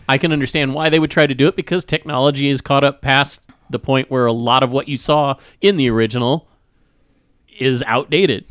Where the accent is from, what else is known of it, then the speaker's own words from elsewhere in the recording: Kansas, United States; I grew up in the Midwest, in Kansas, Tornado Alley